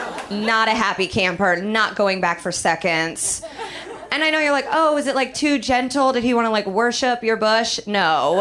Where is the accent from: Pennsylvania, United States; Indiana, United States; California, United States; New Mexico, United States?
Indiana, United States; Indianapolis; I'm from Indianapolis. And Indianapolis is like a nice, normal place to be from.